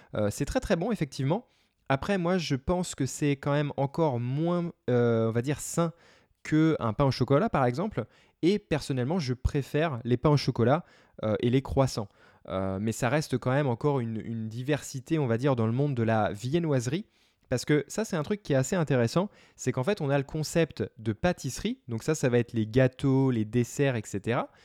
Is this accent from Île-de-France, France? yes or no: yes; Paris, Île-de-France, France; moved away; also born or lived in United States; je suis né à Paris